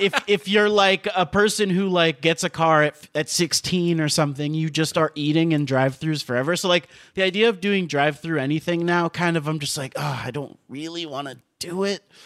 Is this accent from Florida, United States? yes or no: yes; Miami, Florida, United States; moved away as an adult; also born or lived in Gainesville, Florida / New York; now in Los Angeles, United States; there's just something so, like, suburban about where I grew up in Miami